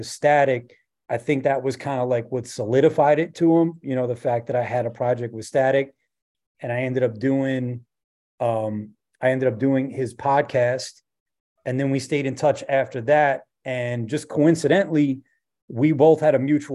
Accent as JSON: {"language": "English", "town": "New York City", "region": "New York", "country": "United States", "said": "I'm from Rockaway Beach"}